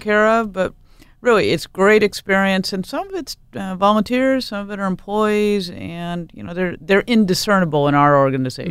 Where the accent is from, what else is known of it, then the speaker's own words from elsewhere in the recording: Portland, Oregon, United States; I grew up in Portland